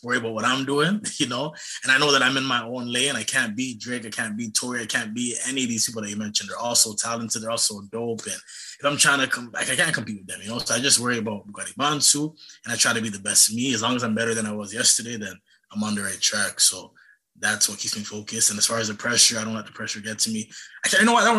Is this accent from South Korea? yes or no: no; Ghana; I'm from Ghana, West Africa.